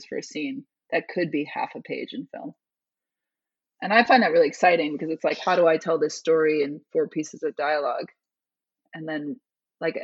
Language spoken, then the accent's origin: English; Chicago, Illinois, United States; I'm from Chicago